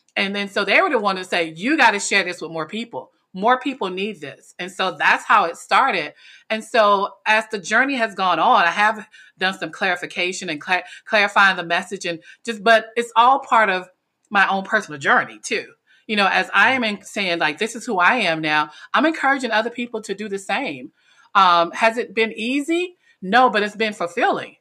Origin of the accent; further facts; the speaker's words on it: North Carolina, United States; moved away as an adult; now in Washington, D.C., United States; I was born actually in Washington, D C, which is the urban part, but I was raised in a very small town in North Carolina